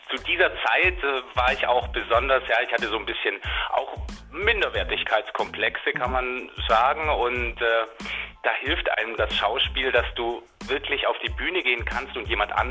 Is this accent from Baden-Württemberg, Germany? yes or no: yes; Rottweil, Baden-Württemberg, Germany; Habe ich gesungen bei den Rottweiler Münstersängerknaben. Also Rottweil ist meine Heimatstadt und äh, das war, ist ein sehr renommierter Chor.